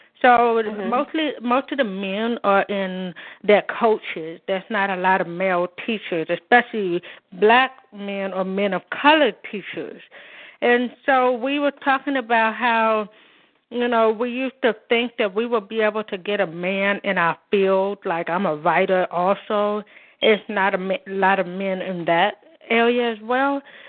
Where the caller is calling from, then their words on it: Oakland, California, United States; from Oakland, California.